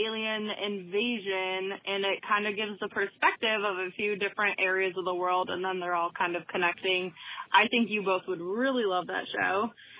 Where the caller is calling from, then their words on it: Michigan, United States; I'm from Michigan.